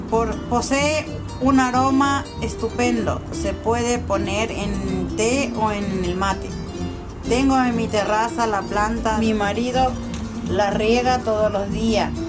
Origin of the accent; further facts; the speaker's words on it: Paraguay; moved away; hace 12 años que vine de Paraguay, 11 años en el barrio Los de San Blas y conozco casi a la mayoría de mis vecinos.